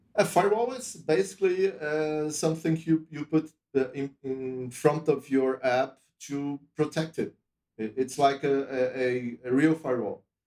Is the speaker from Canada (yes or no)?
no; Brazil; also born or lived in Europe; I'm from Brazil originally